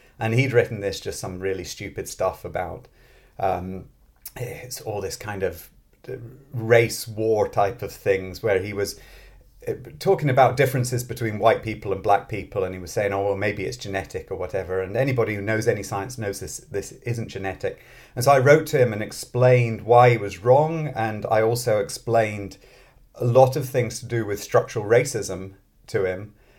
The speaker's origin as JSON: {"language": "English", "region": "Scotland", "country": "United Kingdom", "tie": "born or raised there", "also_born_or_lived": "London / Manchester / Oxford", "moved": "as an adult", "lives_now": "Sweden", "said": "Yeah, so I'm British originally. I grew up in Scotland, but I don't have a Scottish accent because I'm originally born in London. And I've moved around a lot."}